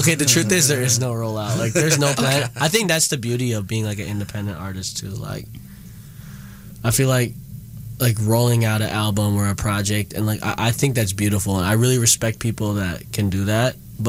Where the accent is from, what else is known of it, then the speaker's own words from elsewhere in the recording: Midwest, United States; I'm from the Midwest too, you know, so I literally felt like I was home for a little bit.